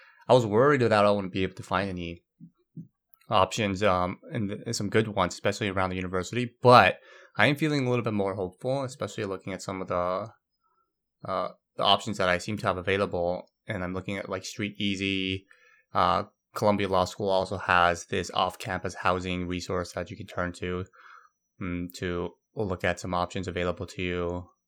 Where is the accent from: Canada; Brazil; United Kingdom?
Brazil; also born or lived in Korea; I grew up in Brazil most of my life, though I was born in Korea.